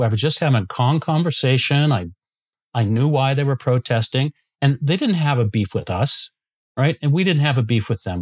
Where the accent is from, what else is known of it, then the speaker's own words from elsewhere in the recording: United States; moved away as an adult; also born or lived in Chicago; now in Pender Island, Canada; I'm actually an American who married a Canadian 27 years ago